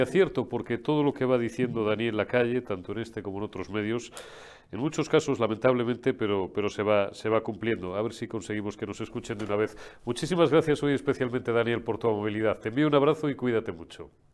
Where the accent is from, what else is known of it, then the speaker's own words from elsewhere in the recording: Zamora, Castile and León, Spain; en mi tierra zamorana